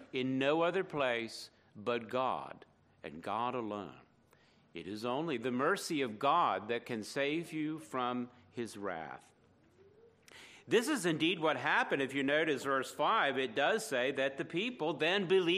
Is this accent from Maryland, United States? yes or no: yes; near Fort McHenry, Baltimore, Maryland, United States; Fort McHenry near my hometown